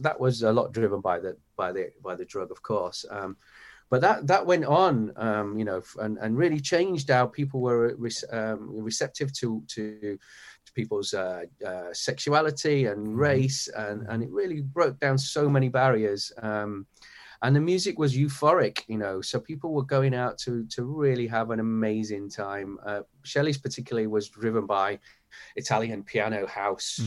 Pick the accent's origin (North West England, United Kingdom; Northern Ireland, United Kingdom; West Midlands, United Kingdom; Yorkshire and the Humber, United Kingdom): Yorkshire and the Humber, United Kingdom; Leeds; accent: Yorkshire; moved away as an adult; also born or lived in London; I'm from Leeds